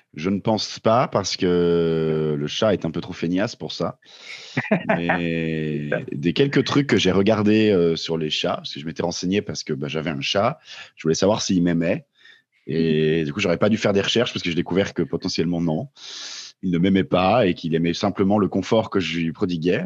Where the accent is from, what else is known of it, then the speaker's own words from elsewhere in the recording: Vosges / Jura, Grand Est, France; c'est pas loin de là d'où je viens aussi, les Vosges